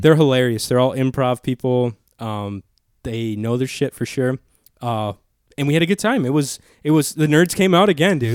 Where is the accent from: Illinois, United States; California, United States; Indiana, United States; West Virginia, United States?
Illinois, United States; Chicago Heights area; born or raised there